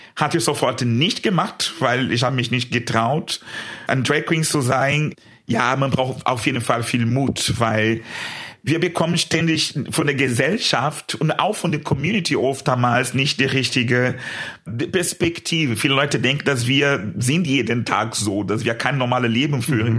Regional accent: São Paulo, Brazil; German is a second language; moved away as an adult; in meiner Heimat in Brasilien, ich war noch sehr jung, das war das erste Mal, dass ich äh, in einem schwulen Club war in São Paulo, mein Heimatstadt

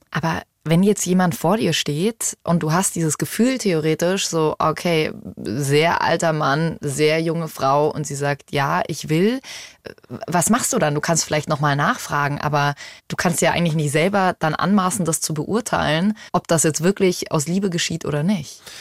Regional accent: Germany; hier bei uns in Deutschland

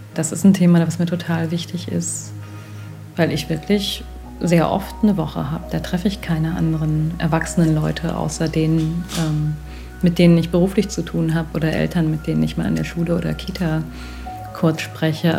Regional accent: North Rhine-Westphalia, Germany; ich bin in NRW groß geworden, also in, im Westdeutschland der 80er Jahre

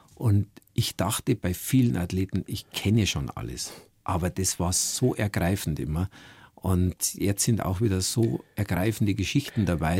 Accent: Schliersee, Bavaria, Germany; meine Familie und meine Heimat am Schliersee

